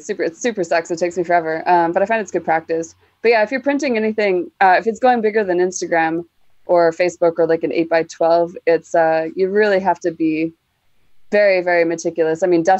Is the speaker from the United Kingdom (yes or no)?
no; Canada; Yes, I am from the land of always winter, but never Christmas.